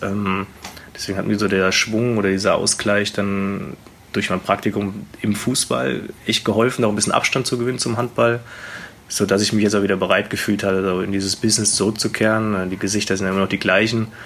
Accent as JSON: {"language": "German", "town": "Wetzlar", "region": "Hesse", "country": "Germany", "tie": "born or raised there", "also_born_or_lived": "Hamburg / Gummersbach", "moved": "as an adult", "lives_now": "Erlangen, Germany", "said": "Also, es ist meine Heimat natürlich. Äh, da bin ich groß geworden in der Jugend"}